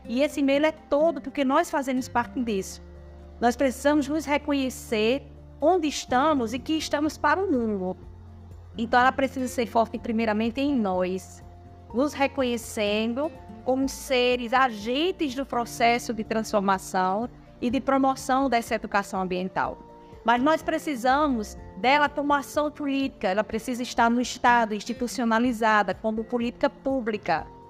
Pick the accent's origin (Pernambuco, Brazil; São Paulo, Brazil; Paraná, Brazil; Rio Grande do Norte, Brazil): Rio Grande do Norte, Brazil; Caicó; sou de Caicó, Rio Grande do Norte, então sou catingueira do Seridó